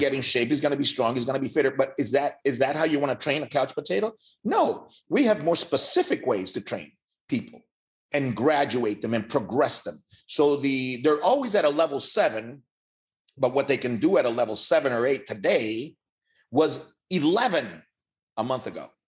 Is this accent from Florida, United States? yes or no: yes; Miami, Florida, United States; also born or lived in Cuba / California; I grew up in Miami. I, I came from Cuba, spent two years in California. I arrived in Miami in 69